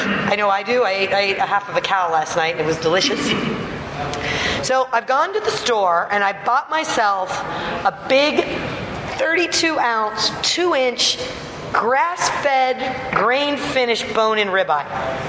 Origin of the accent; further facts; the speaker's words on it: Scotland, United Kingdom; we're Scottish nationality and very proud of that, but we're Orcadian by the grace of God.